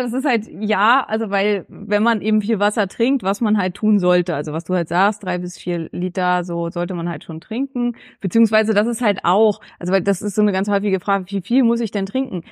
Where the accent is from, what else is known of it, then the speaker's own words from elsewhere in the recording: Neumünster, Schleswig-Holstein, Germany; now in Berlin, Germany; Neumünster, also meine Heimatstadt, wo ich herkomme